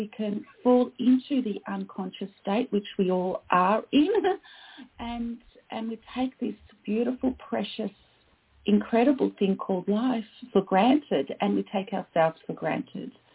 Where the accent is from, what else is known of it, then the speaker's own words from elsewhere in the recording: Australia; I am Australian